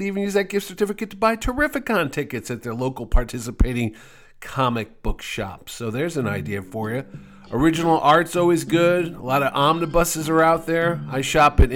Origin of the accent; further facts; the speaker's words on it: New Haven, Connecticut, United States; New Haven, Connecticut, my hometown